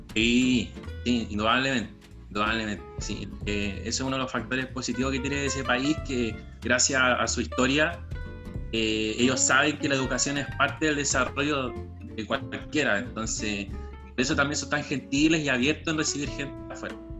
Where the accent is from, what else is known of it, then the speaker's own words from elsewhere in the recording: Chile; con el fin de retornar a, Chile